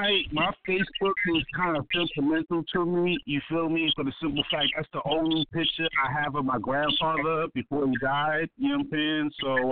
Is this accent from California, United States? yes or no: no; Baltimore, Maryland, United States; how I grew up here in Baltimore City, how I live my life